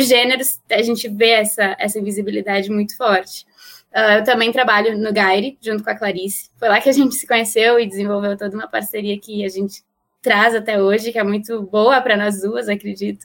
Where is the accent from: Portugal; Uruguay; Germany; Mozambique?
Uruguay; now in Brazil; Eu sou uruguaia e moro no Brasil já há alguns anos